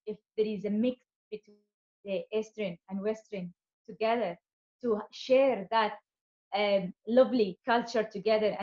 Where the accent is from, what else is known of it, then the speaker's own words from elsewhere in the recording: Yemen; moved away; Growing up in Yemen